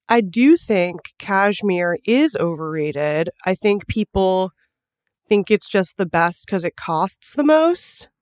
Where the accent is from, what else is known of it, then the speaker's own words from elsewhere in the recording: Los Angeles, California, United States; we're from Los Angeles